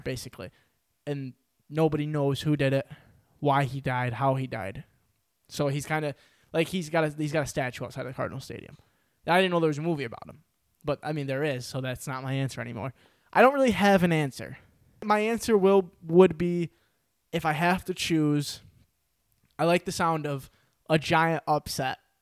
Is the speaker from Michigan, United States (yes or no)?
no; New York, United States; I'm from New York